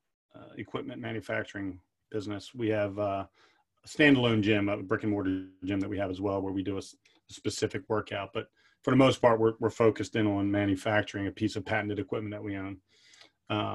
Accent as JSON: {"language": "English", "town": "Pottstown", "region": "Pennsylvania", "country": "United States", "tie": "born or raised there", "said": "Growing up in Pottstown"}